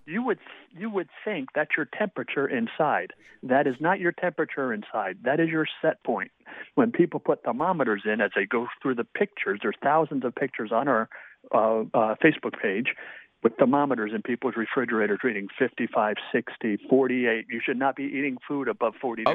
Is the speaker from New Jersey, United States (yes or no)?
yes; New Jersey, United States; now in Columbus, United States; Originally, I'm from New Jersey